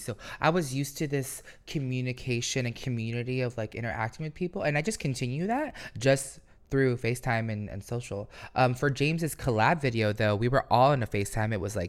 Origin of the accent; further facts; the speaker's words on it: Philippines; because I grew up insecure. Like, how can I be this credible source or this person? Because, you know, being Filipino, like, you need a diploma, you need a degree, you need a good job